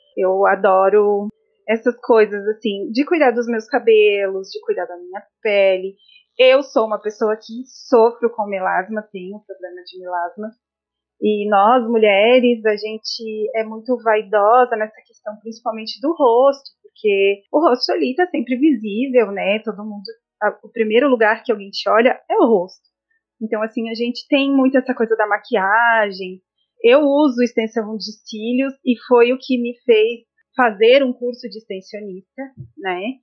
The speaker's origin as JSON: {"language": "Portuguese", "town": "São Joaquim", "region": "Santa Catarina", "country": "Brazil", "tie": "born or raised there", "also_born_or_lived": "Santo André", "moved": "yes", "lives_now": "Florianópolis, Brazil", "said": "eu sou de Santo André, né? Morei em Santo André até os meus quatro anos. Fui embora para São Joaquim, na a terra da neve, muitas pessoas já devem ter visto, né, na televisão, São Joaquim, Santa Catarina."}